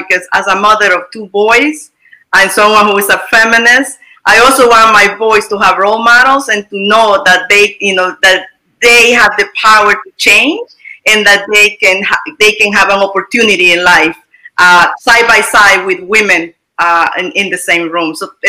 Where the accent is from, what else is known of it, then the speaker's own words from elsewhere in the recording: United States; I am Latino, I am American, and it's the same.